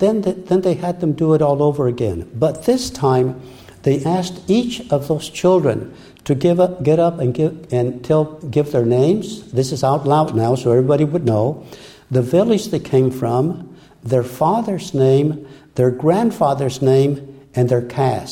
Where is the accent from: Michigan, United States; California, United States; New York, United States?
California, United States; Brea; first language Spanish; English is a second language; I was born and raised in Brea. There were only a few Mexican families there, so we spoke only Spanish at home